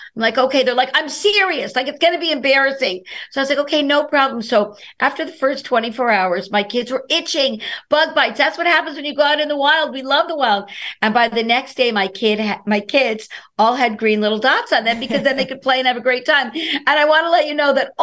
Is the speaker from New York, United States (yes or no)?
yes; New York City, New York, United States; I'm from Brooklyn, New York